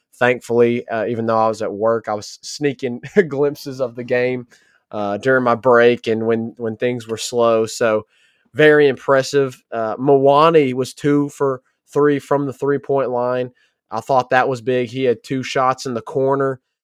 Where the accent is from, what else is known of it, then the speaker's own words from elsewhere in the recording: near Memphis, Tennessee, United States; we were born and raised near Memphis